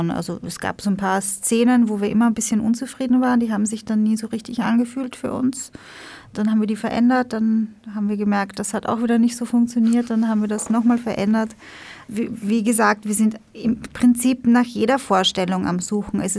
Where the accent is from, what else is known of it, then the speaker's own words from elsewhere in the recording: Vienna, Austria; Wir sind aus Wien, ja.